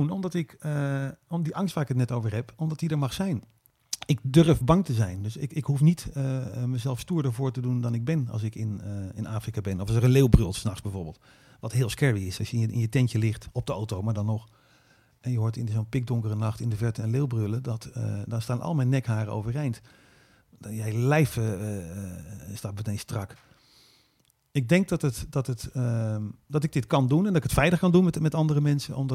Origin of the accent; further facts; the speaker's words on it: Netherlands; En, en hoe kan het dat ik dit kan als Hollander?